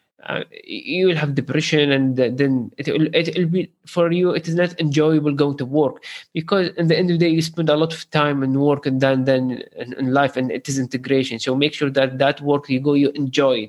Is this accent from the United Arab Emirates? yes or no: yes; Sharjah, United Arab Emirates; I'm from Sharjah